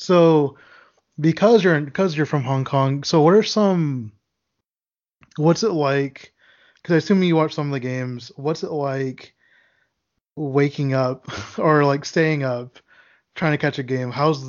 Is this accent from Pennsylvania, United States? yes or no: no; Texas, United States; Even though I'm from Texas